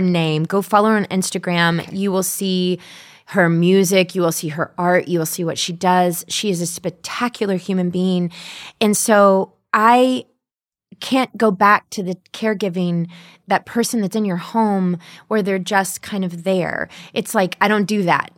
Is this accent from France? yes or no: no; the South, United States; growing up in the South.